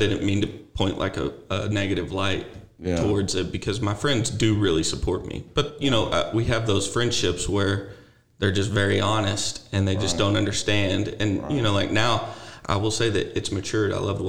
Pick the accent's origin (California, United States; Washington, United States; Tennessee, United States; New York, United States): Tennessee, United States; Memphis; I grew up in Memphis, a big city, in a small section of Memphis called Whitehaven. And, you know, it was such a small community.